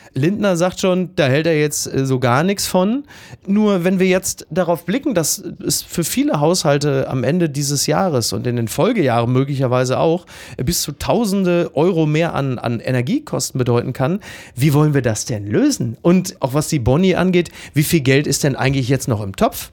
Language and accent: German; Ruhr area, North Rhine-Westphalia, Germany; bei uns im Ruhrgebiet